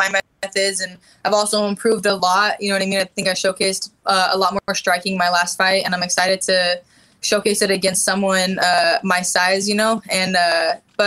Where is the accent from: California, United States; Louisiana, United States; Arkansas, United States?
California, United States; Honda Center area; I'm in my hometown